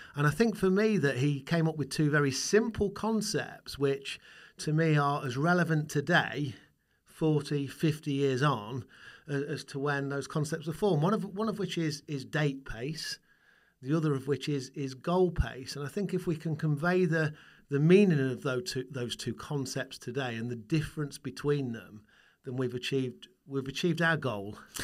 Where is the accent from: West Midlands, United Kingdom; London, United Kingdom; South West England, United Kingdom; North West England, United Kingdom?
West Midlands, United Kingdom; Burton upon Trent; my hometown, where beer comes from, where Marmite comes from, where Burton Albion comes from. That is, of course, Burton on Trent